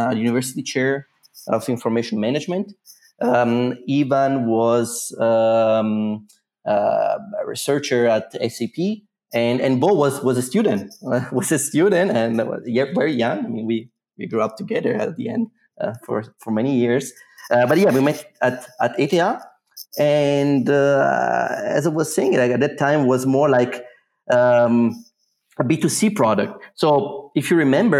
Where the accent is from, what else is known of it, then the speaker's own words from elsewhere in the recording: Italy; moved away as an adult; now in Zurich, Switzerland; Originally, I'm from Italy